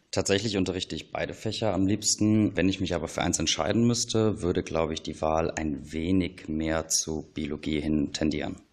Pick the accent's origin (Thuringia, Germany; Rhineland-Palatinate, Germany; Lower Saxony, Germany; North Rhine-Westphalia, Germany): North Rhine-Westphalia, Germany; Kempen; Ich bin in Kempen am Niederrhein aufgewachsen.